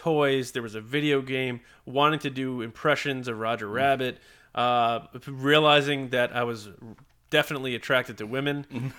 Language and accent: English; New York, United States; one town over from where I grew up on Long Island.